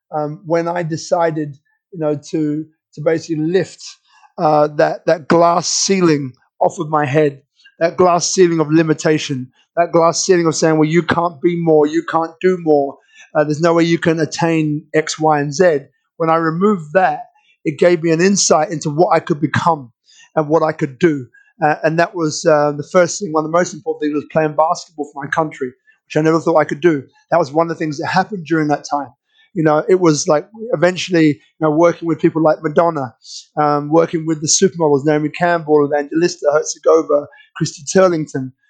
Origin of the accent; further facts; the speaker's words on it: London, United Kingdom; I was born in London.